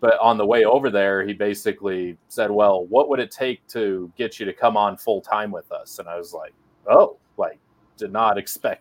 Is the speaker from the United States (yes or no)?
yes; Laramie, Wyoming, United States; moved away as an adult; also born or lived in Powell, Wyoming / Bozeman area, Montana; now in Belgrade, United States; I am originally from Laramie, Wyoming, born and raised on a ranch outside of Laramie.